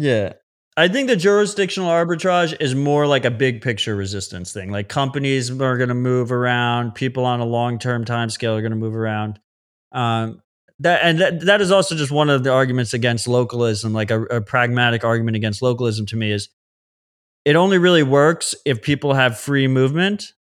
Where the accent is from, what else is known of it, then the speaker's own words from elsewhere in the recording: United States; As an American